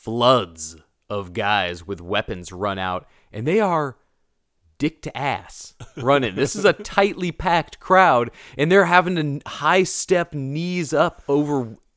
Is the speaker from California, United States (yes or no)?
yes; Healdsburg, California, United States; So, when I was growing up in Healdsburg, California, there was this neighborhood out by the river called Rio Lindo.